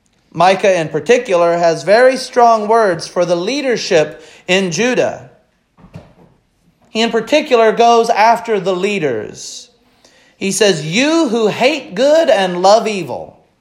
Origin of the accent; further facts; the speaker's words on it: Missouri, United States; I have a tendency to affectionately refer to Missouri as my home state, with no offense to Illinois. That's just what I've always looked at as my home state.